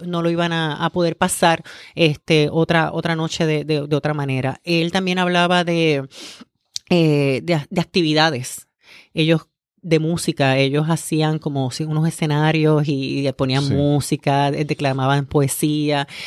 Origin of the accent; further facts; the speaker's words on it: Humacao, Puerto Rico; also born or lived in Río Piedras; vengo de Humacao, estudié en la Ana Roque de, de, Humacao